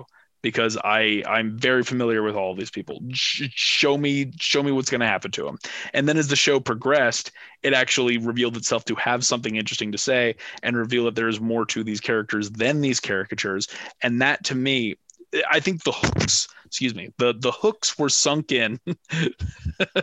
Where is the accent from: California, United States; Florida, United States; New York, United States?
California, United States; Manhattan Beach; I grew up in Manhattan Beach